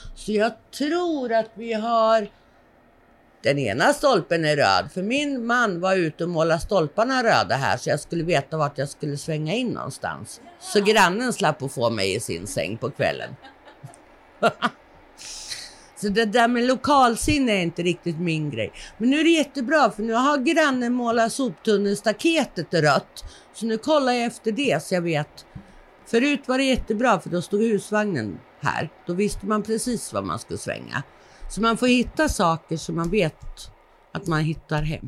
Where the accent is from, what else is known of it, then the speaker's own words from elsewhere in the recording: Stockholm, Stockholm County, Sweden; accent: Stockholm dialect (stockholmska); also born or lived in Södermanland / Åsljunga; now in Perstorp, Sweden; jag är uppifrån Sörmland. Jag är född i Stockholm, så att man hör nog stockholmskan slå igenom lite mycket ibland.